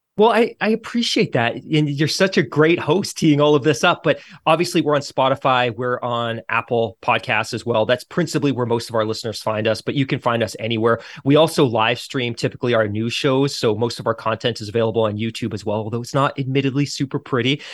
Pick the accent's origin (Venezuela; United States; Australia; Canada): Canada; as a Canadian